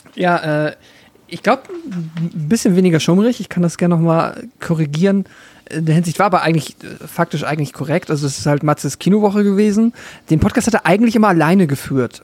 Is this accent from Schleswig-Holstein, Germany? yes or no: yes; Schleswig-Holstein, Germany; moved away; in dem Dorf, wo ich herkomme